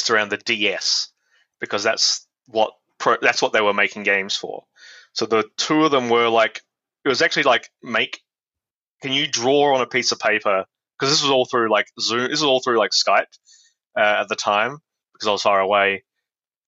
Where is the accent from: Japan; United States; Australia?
Australia; Adelaide, South Australia; moved away; I'm from Adelaide in South Australia, and there were no like game design courses or anything like that. So the closest thing I had was computer science at the University of Adelaide